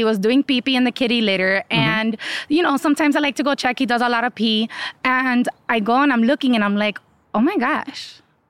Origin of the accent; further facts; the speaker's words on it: Miami, Ohio, United States; I'm from Ohio, but Miami, Ohio.